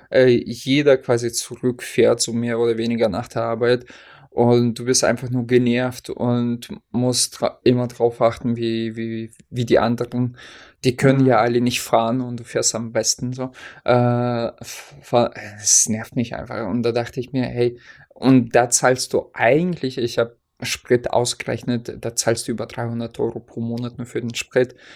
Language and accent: German; Hesse, Germany; now in Oldenburg, Germany; hier in äh, Oldenburg gibt es auch Grünkohl im Glas. Ich glaube, das gab es bei uns in Hessen nicht.